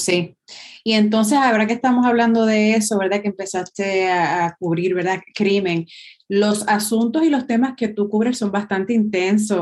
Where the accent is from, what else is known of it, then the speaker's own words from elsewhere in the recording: Puerto Rico; a nosotros como pueblo puertorriqueño